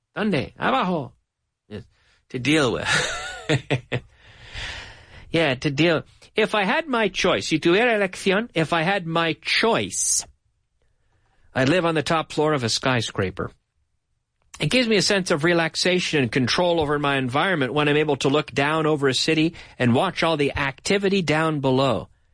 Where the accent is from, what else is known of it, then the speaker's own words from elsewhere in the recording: Canada; moved away as an adult; now in Madrid, Spain; my hometown in Canada